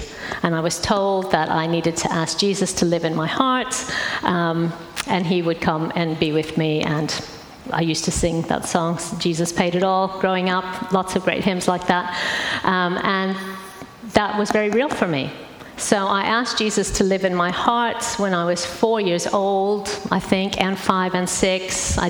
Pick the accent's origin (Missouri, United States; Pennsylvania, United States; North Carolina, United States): Missouri, United States; St. Louis; Because my accent's changed quite a bit. But I grew up in St. Louis in the middle of America.